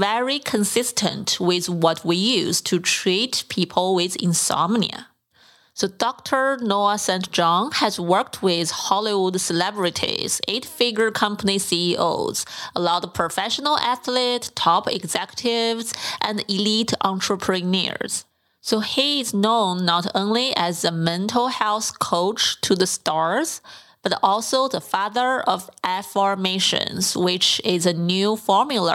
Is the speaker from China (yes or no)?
yes; China; moved away; I grew up in China